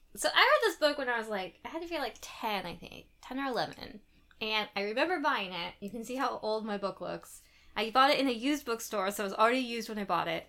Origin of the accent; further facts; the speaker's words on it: United States; growing up in America